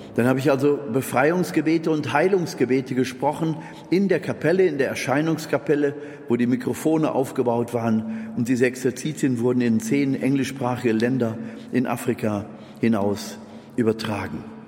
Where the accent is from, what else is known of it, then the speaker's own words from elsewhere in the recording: Germany; ich als Deutscher